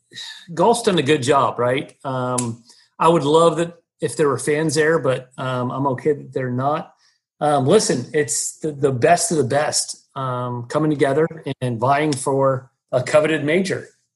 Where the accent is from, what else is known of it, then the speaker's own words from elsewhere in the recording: East Coast, United States; Sean and I grew up East Coast, right?